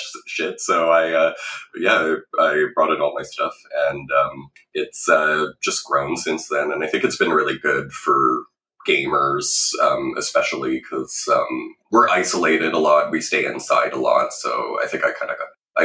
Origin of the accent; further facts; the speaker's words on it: Ottawa, Ontario, Canada; also born or lived in Peterborough, Ontario; I grew up in Ottawa, started in Catholic schools